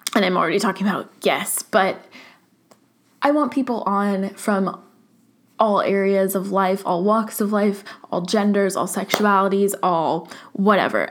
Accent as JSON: {"language": "English", "area": "Orange County", "region": "California", "country": "United States", "tie": "born or raised there", "moved": "yes", "lives_now": "San Francisco, United States", "said": "growing up in Orange County"}